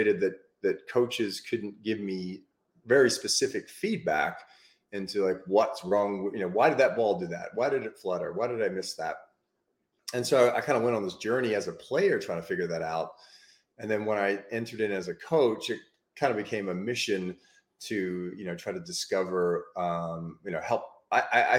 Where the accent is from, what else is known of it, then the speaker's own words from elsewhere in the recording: Australia; now in United States; basically grew up in Australia